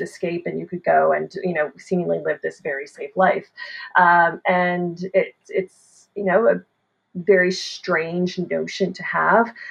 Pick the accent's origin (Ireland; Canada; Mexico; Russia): Canada